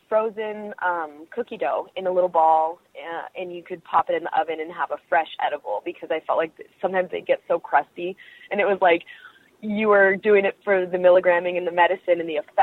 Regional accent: Bay Area, Northern California, United States; I'm from the Bay Area. I'm a Northern California girl.

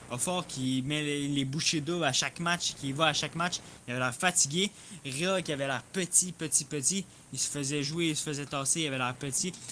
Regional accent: Belgium; Je suis belge, j'ai déjà joué avec.

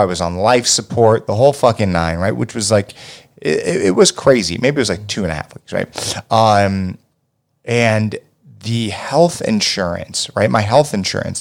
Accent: United States; being an American

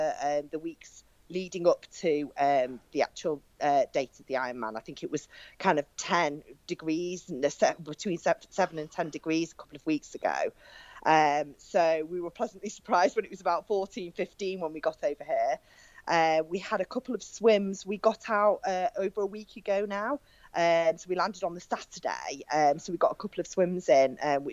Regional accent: Cheshire, North West England, United Kingdom; I'm from Cheshire, which is not that far from Manchester

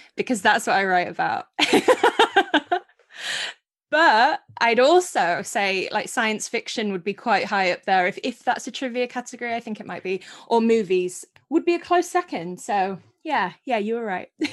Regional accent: Scarborough, Yorkshire and the Humber, United Kingdom; I'm from Yorkshire and a little town called Scarborough

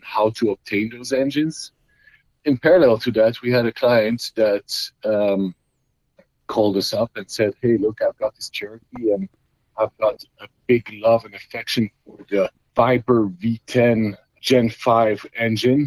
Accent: Belgium; moved away as an adult; now in United States; I was born and raised in Belgium, Europe

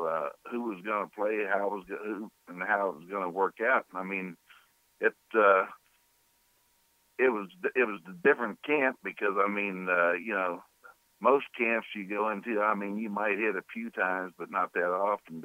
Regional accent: Kansas, United States; moved away as an adult; also born or lived in Chicago; now in New Orleans, United States; I was from Kansas

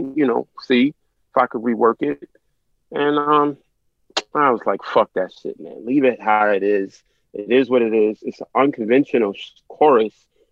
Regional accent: New York City, New York, United States; I'm from South Jamaica, Queens

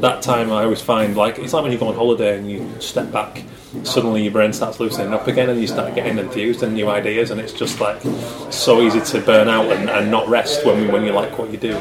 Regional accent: Yorkshire and the Humber, United Kingdom; accent: Yorkshire; I hope you like a Yorkshire accent, because if not, I've kind of got a hard time changing it

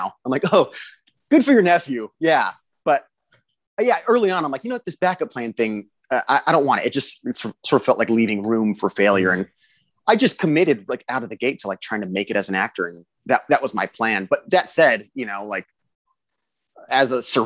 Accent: South Riverside County, Southern California, United States; I grew up in Southern California, about 90 minutes outside of LA, like South Riverside County

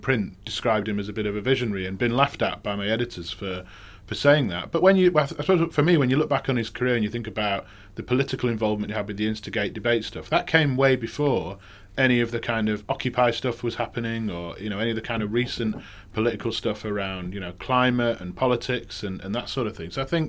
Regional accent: Manchester, North West England, United Kingdom; I'm from Manchester, apparently if I'd go back to Manchester within a couple of days, I'd be talking more Mancunian because you kind of soak it up.

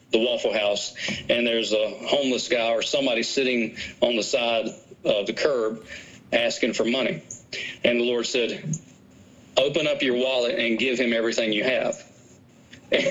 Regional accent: Danville, Virginia, United States; I'm from Danville, Virginia

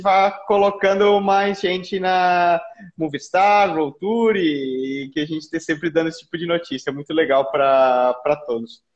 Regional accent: Brazil; nós como brasileiros

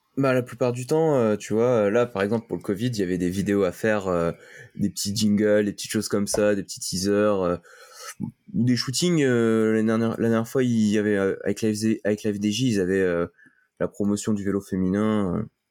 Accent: France; vu que je suis français

